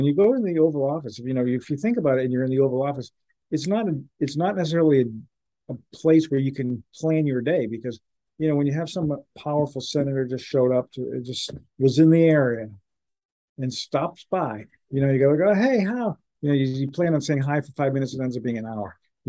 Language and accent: English; Sarasota, Florida, United States; I lived in Sarasota, okay? I grew up in Sarasota, Florida.